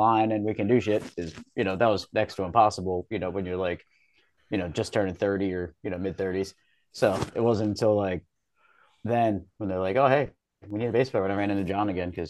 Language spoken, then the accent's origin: English; Southern York County, Pennsylvania, United States; Yeah, I grew up in Southern York County.